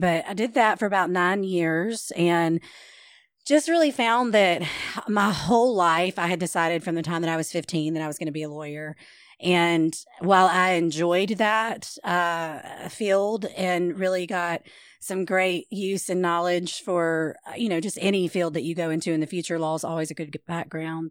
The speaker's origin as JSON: {"language": "English", "town": "Shreveport", "region": "Louisiana", "country": "United States", "tie": "born or raised there", "also_born_or_lived": "Benton, Louisiana", "said": "I was born and raised in Shreveport"}